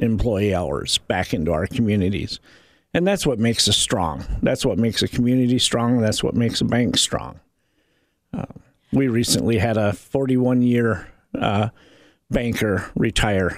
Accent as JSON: {"language": "English", "region": "Indiana", "country": "United States", "tie": "born or raised there", "said": "somebody that has grown up and lived in this community for 30 years"}